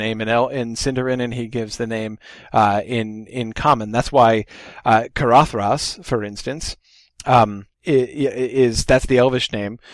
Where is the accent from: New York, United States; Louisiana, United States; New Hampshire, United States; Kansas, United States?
New Hampshire, United States; I'm from New Hampshire